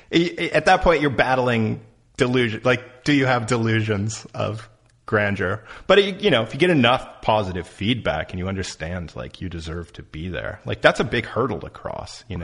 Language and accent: English; Lockport, New York, United States; moved away; Lockport, where I'm from, Um, that's where Joyce Carol-Oates is from.